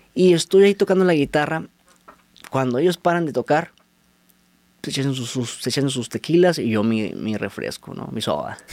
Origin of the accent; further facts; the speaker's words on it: Tijuana, Baja California, Mexico; moved away; also born or lived in Mexico City; soy de Tijuana. Dejé a mi familia allá y me vine por mi sueño